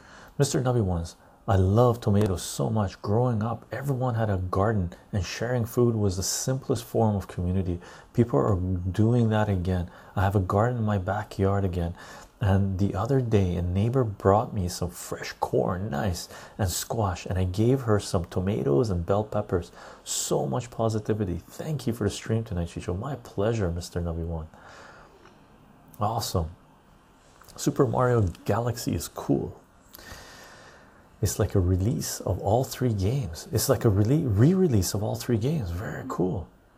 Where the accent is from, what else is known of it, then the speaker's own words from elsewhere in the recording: British Columbia, Canada; also born or lived in Iran; I was born in Iran, Armenian ancestry, most of my life west coast of Canada. And I lived all over Canada.